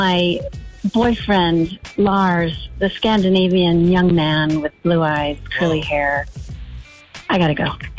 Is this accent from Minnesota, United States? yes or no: yes; Minnesota, United States; Minnesota growing up in the 80s.